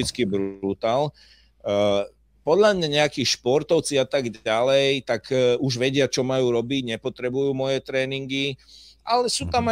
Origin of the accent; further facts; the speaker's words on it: Slovakia; Ja, ja som na to hrdý, že som Slovák